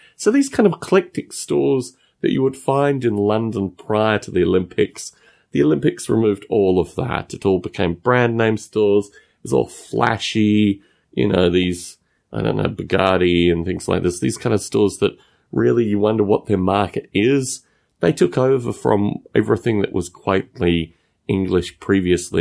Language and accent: English; Canberra, Australian Capital Territory, Australia; moved away; my hometown of Canberra